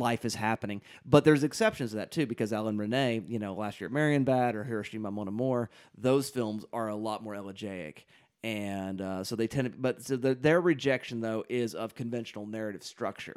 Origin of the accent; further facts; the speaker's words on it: United States; as an American viewer